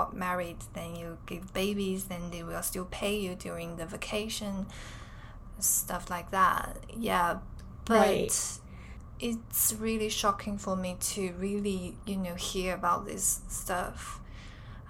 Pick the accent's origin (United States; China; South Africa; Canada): China; from China